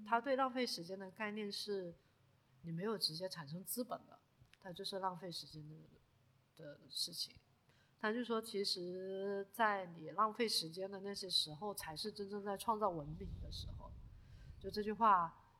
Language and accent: Chinese; China; 我们中国人